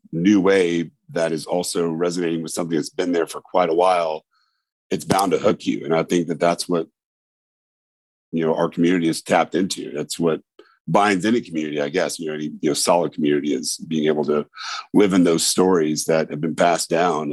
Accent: Indiana, United States; now in Memphis, United States; I'm originally from Indiana, moved down here in 2000

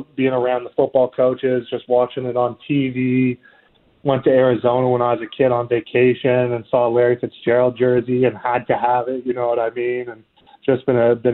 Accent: Ottawa, Ontario, Canada; moved away as an adult; also born or lived in Maine; now in Texas, United States; growing up in Canada

